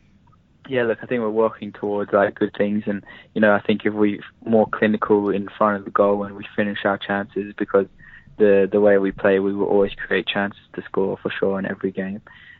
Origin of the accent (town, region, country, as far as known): Perth, Western Australia, Australia; born or raised there; moved away as an adult